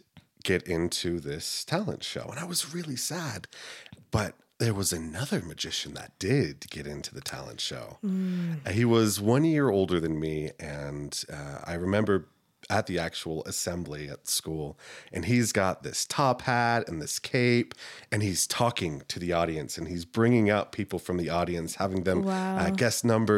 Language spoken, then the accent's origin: English; South Carolina, United States; born there; also born or lived in Texas / Turkey; I was a military kid, so okay. We moved around a lot. I was born in South Carolina. We moved to Texas. We lived overseas in Turkey for 2 years.